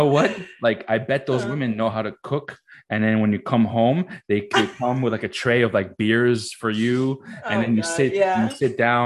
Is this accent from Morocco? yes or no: yes; Morocco; moved away; I'm very, very proud to be Moroccan. I'm fucking, I was born in Morocco.